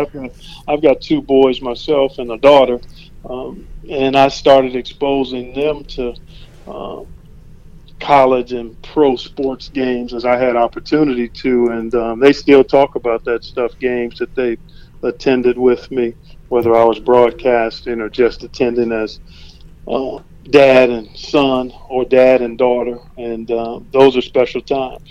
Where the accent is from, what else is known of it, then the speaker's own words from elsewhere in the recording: Cleveland, Ohio, United States; I grew up in Cleveland.